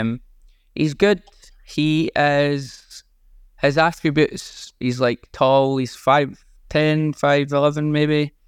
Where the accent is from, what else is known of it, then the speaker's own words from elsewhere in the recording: Scotland, United Kingdom; being Scottish.